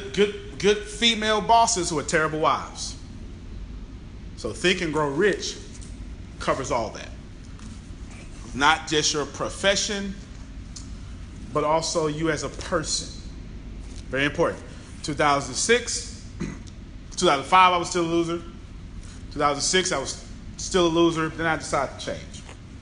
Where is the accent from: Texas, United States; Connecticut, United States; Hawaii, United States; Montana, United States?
Texas, United States; Galveston; I'm from Galveston, Texas